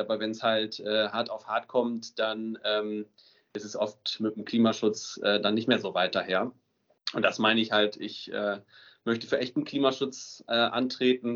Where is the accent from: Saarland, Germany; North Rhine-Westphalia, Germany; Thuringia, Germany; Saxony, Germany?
North Rhine-Westphalia, Germany; Emsdetten; ich komme aus Emstetten im Münsterland. Das ist so nördlich von Münster